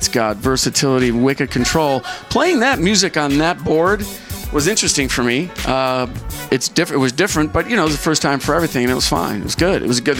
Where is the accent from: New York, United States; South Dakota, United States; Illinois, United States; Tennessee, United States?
New York, United States; Buffalo; now in San Francisco, United States; I'm from Buffalo, New York.